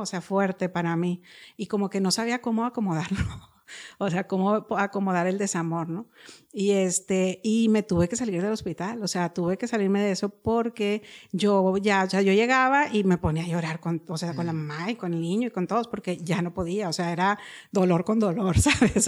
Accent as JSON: {"language": "Spanish", "town": "Monterrey", "region": "Nuevo León", "country": "Mexico", "tie": "born or raised there", "said": "crecí aquí en Monterrey, nací en Monterrey."}